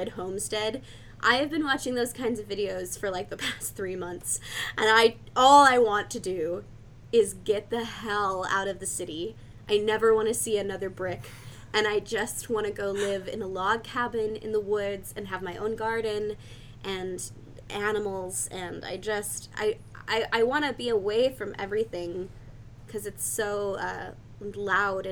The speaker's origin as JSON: {"language": "English", "region": "Oregon", "country": "United States", "tie": "born or raised there", "moved": "as an adult", "lives_now": "Pittsburgh, United States", "said": "I grew up in Oregon"}